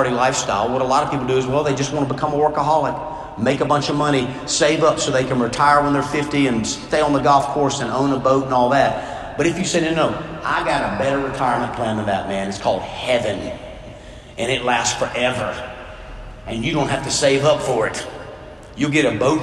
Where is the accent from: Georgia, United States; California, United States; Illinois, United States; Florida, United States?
Georgia, United States; South; I grew up in South Georgia playing football